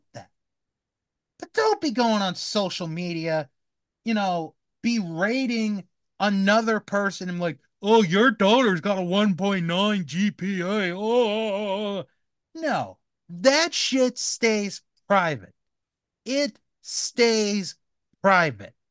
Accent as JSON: {"language": "English", "region": "Maryland", "country": "United States", "tie": "born or raised there", "said": "I grew up in Maryland. I grew up near D.C."}